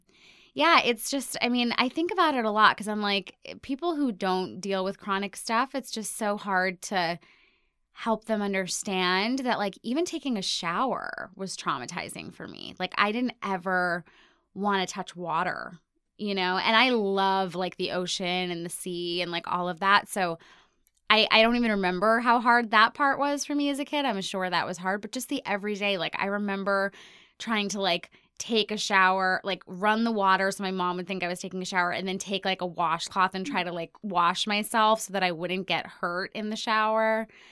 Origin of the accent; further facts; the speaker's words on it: Ohio, United States; born there; also born or lived in India / Hong Kong / Cairo / Singapore; now in New York, United States; I've lived in New York for 17 years, but I was born in Ohio. But then I've also lived everywhere from like India to Hong Kong to Cairo to Singapore to New Jersey.